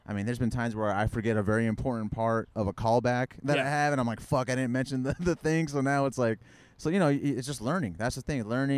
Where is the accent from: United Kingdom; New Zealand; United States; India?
United States; Phoenix, Arizona; also born or lived in Mexico / East Coast; I'm born and raised Phoenix. So desert rat, been here my whole life. I grew up in South Phoenix.